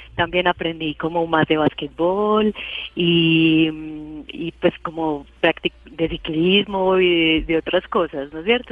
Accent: Paisa, Antioquia, Colombia; yo soy muy paisa y, pues le hago fuerza a los equipos antioqueños

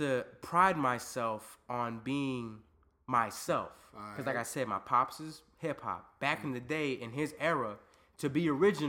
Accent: Northern Virginia, United States; born or raised there; also born or lived in Landstuhl, Germany / Fredericksburg, Virginia

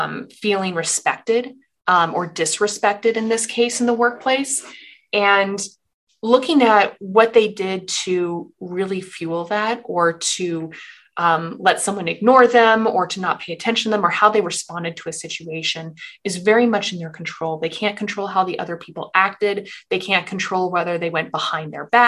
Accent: Portland, Oregon, United States; moved away as an adult; also born or lived in Boston; I'm from Portland, Oregon. I went to college out in Boston

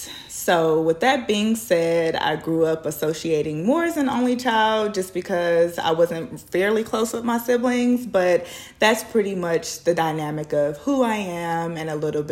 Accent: Houston, Texas, United States; I was born and raised right here in Houston, Texas.

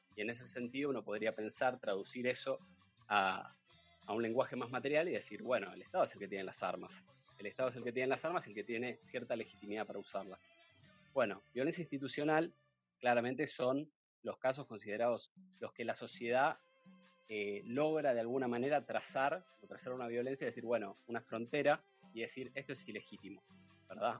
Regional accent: San Martín, Buenos Aires Province, Argentina; Yo me crié en San Martín, San Andrés más precisamente

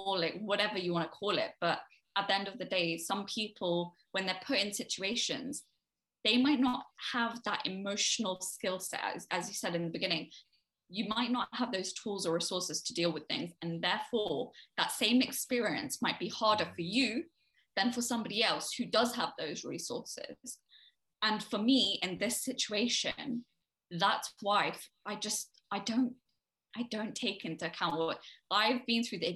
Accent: United Kingdom; also born or lived in Delhi; I define UK as home simply for the fact that I was born here. I am a British citizen

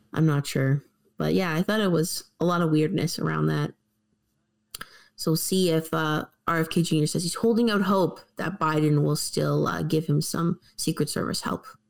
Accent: Canada; we're Canadian

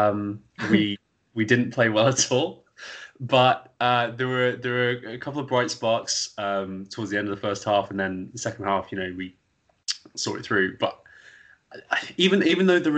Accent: Midlands, United Kingdom; I'm from the Midlands

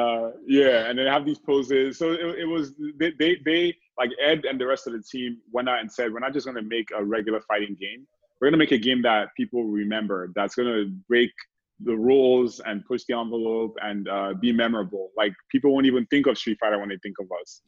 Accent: Nigeria; moved away as an adult; now in United States; I grew up in Nigeria, great country also, but I've been here the majority of my life

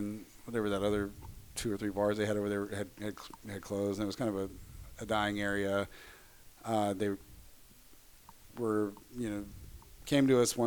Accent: Tyler, Texas, United States; also born or lived in San Marcos, Texas; now in Austin, United States; I'm from East Texas originally

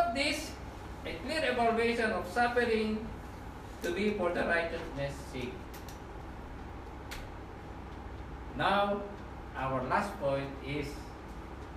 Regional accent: Philippines; moved away as an adult; also born or lived in Middle East; When I went in Middle East, I came from Philippines

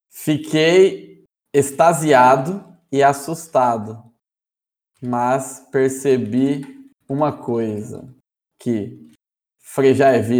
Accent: Brotas, São Paulo, Brazil; Sou natural de Brotas e filho de armênios.

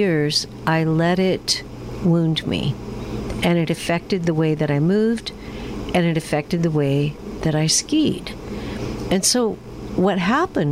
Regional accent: Washington, United States; also born or lived in Steamboat Springs, Colorado; I grew up in Washington State

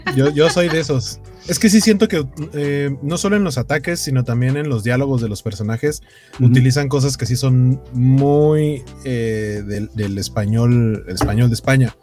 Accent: Mexico City, Mexico; now in Torreón, Mexico; yo soy de Iztapalapa

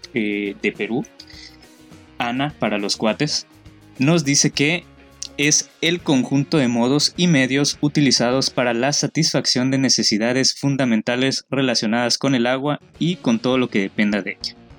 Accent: Yucatán, Mexico; como yucateco

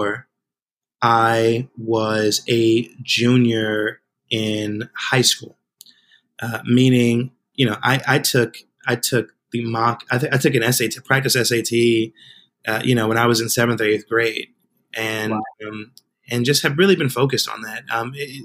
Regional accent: Spring Valley, New York, United States; I grew up in a working class community of about 30,000 people today called the Village of Spring Valley

